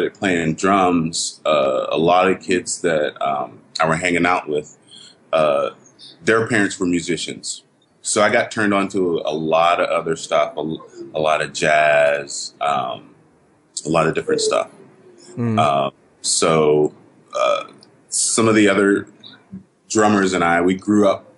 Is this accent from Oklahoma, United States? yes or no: no; Washington, Pennsylvania, United States; now in Singapore; I grew up in Pennsylvania as well